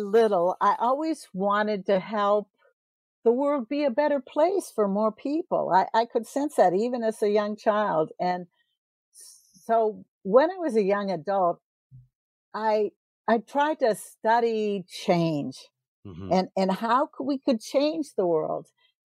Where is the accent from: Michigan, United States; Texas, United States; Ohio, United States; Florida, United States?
Ohio, United States; born there; Well, I was born in Ohio, but I've lived all over the U.S.